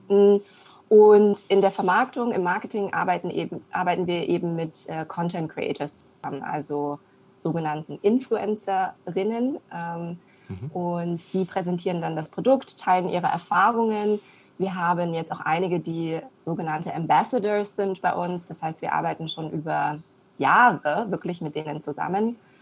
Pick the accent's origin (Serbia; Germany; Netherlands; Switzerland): Germany; also born or lived in China; Ich bin gebürtige Chinesin, in Deutschland aufgewachsen